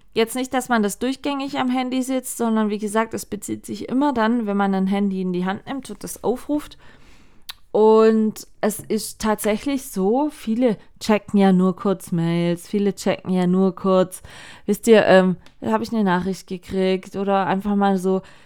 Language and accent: German; Baden-Württemberg, Germany; hier bei uns in Baden-Württemberg